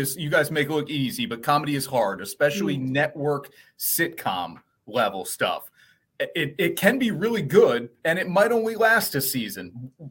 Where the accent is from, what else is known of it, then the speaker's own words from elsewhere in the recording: Glen Rock, New Jersey, United States; moved away; I'm from New Jersey.